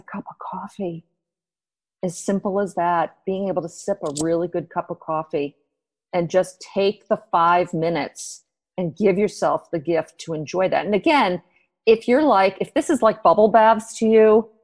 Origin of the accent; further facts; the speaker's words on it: United States; I am an American